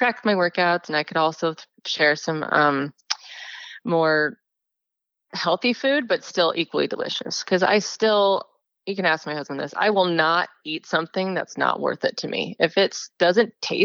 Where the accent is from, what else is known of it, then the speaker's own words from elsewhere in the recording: Highland, Utah, United States; also born or lived in Brazil; now in Eagle Mountain, United States; My home is Highland, Utah, in Utah Valley